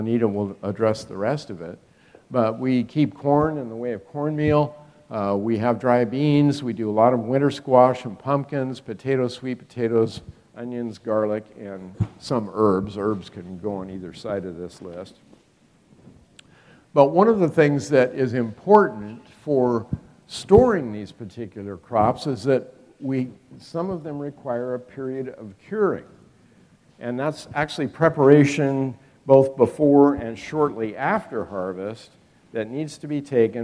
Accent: Northern California, United States; moved away as an adult; now in West Virginia, United States; I was raised in Northern California and lived most of my life there

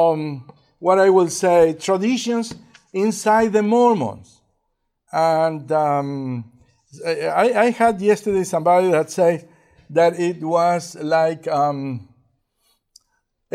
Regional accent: Uruguay; English is a second language; moved away; also born or lived in Argentina; I was born in Uruguay, and at some point I moved into Argentina.

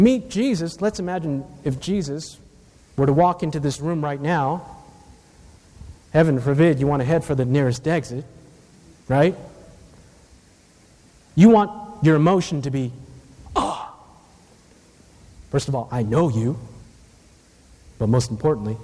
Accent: Takoma Park, Maryland, United States; even though I'm Asian, I was born in the West, Tacoma Park, Maryland

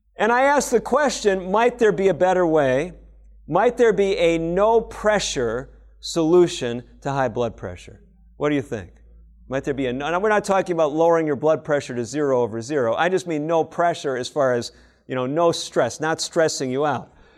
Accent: Chicago, Illinois, United States; when I was growing up in Chicago

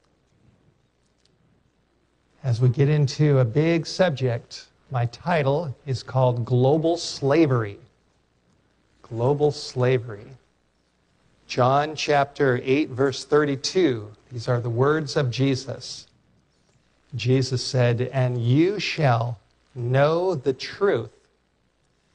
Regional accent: Los Angeles, California, United States; I grew up in North Hollywood area

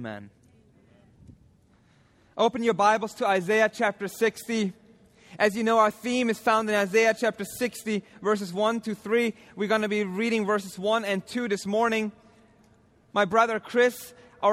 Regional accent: Austria; moved away as an adult; my home country of Austria

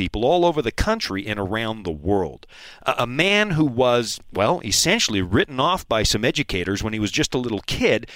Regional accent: Pacific Northwest, United States; I'm from the Pacific Northwest

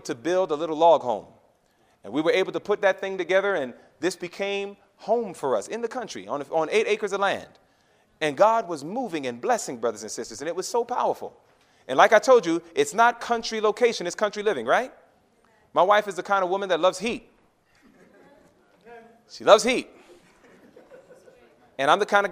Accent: New York, United States; moved away; I'm a New Yorker

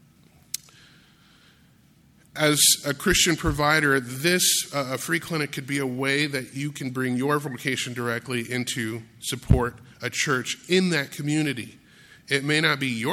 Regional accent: Grand Rapids, Michigan, United States; growing up in Grand Rapids, Michigan

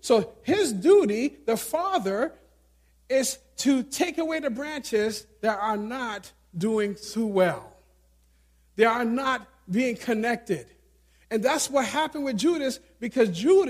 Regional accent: New York City, New York, United States; Growing up in New York City, city mentality

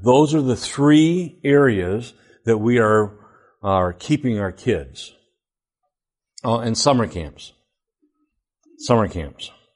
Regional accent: Flint, Michigan, United States; I went all twelve years through public education. I lived in Flint.

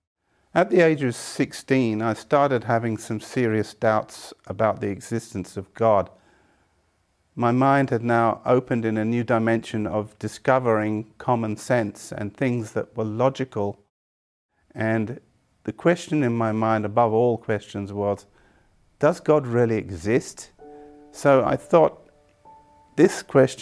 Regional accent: England, United Kingdom; I was born in England to Catholic parents.

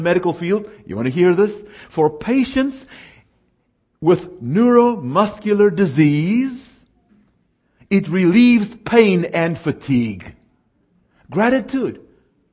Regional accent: South Africa; moved away; I was raised in South Africa, where the only time you see snow is if you got to drive to it.

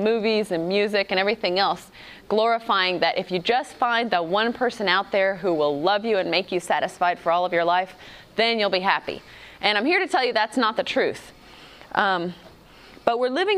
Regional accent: United States; my husband is from Africa, and I grew up in America

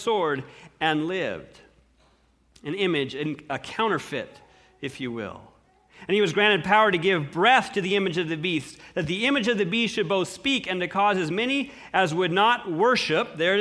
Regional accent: United States; as an American

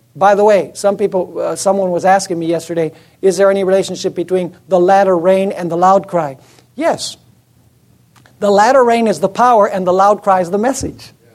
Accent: United States; I'm American too.

